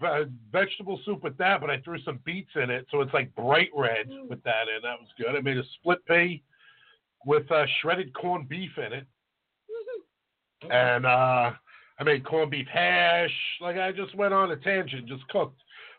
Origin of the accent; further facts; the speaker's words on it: United States; also born or lived in Florida; I grew up in Port Richmond